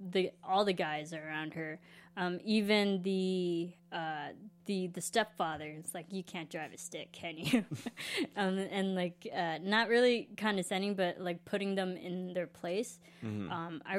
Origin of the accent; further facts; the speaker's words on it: Illinois, United States; I'm from the Midwest, which is like really. I mean, Illinois is really conflicted with accents. We have all different types of accents just in our state alone.